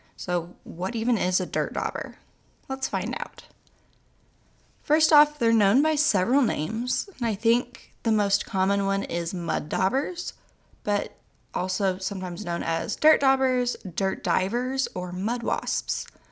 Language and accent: English; Oklahoma, United States; I'm also from Oklahoma, and we say things wrong